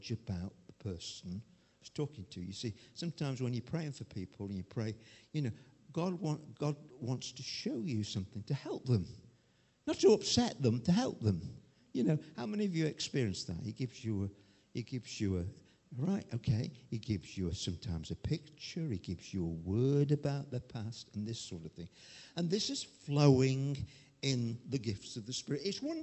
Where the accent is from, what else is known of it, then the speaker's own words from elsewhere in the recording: Chesterfield, East Midlands, United Kingdom; I came from Chesterfield